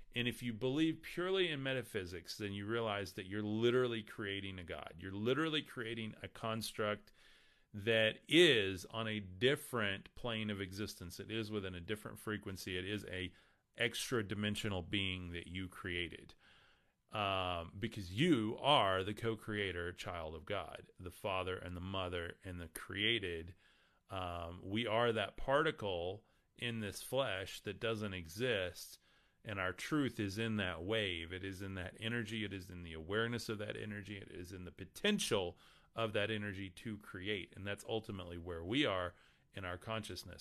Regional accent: West Texas, United States; I'm from West Texas, so forgive me on how I pronounce anything from Jesus to Krishna to whatever. Um, that's just how I talk

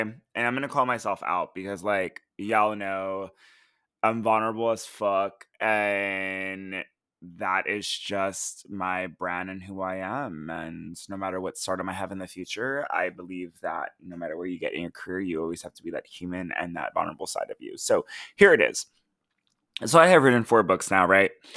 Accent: United States; as an American

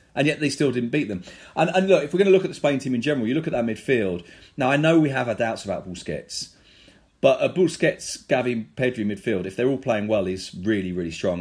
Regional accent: London, United Kingdom; we're two guys from London

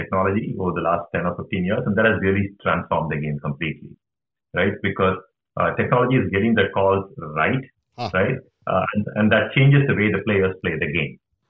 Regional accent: India; now in United States; because I came from India, I'm a big fan of cricket

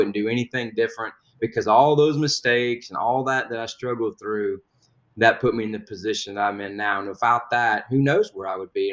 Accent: Huntsville, Alabama, United States; I was born in Alabama. Went to high school in Huntsville, Alabama.

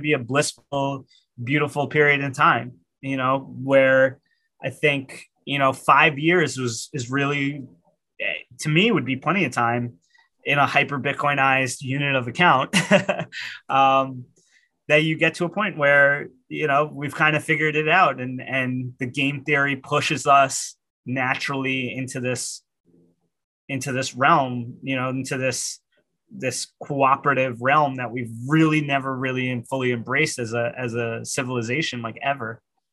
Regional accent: New York, United States; I'm a New Yorker

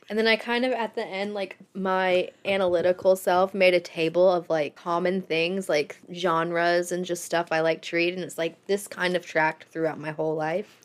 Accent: Florida, United States; I grew up in Florida

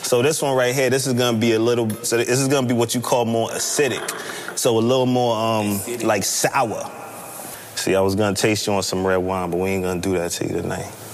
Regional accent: New York, United States; I'm from New York

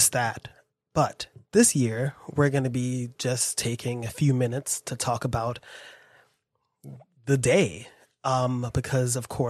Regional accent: New York City, New York, United States; I was born in New York. I live here

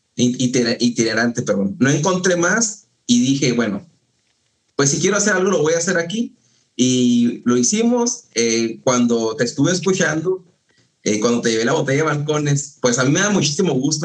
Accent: Ascensión, Chihuahua, Mexico; also born or lived in Ciudad Juárez; es donde nos criamos, porque yo también nací en Ciudad Juárez, me toda mi vida en, en, en, Ascensión

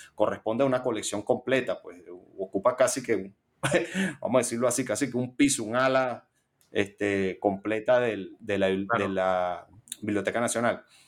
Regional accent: Caracas, Capital District, Venezuela; yo soy caraqueño. He vivido en, en mi ciudad natal eh, todos mis 37 años

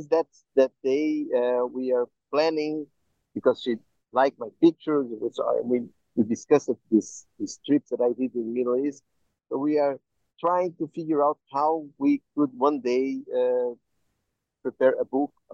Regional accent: Brazil; I am Jew from Brazil

